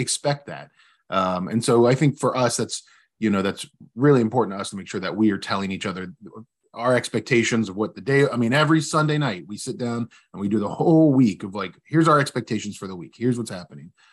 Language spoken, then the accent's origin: English; West Virginia, United States; I'm originally from West Virginia